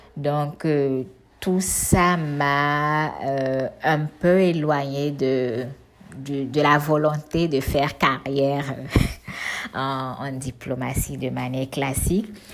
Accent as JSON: {"language": "French", "town": "Cotonou", "region": "Littoral", "country": "Benin", "tie": "born or raised there", "said": "j'ai grandi en ville, à Cotonou, euh, dans le quartier Godomain plus précisément, euh, avec mes soeurs et mes parents"}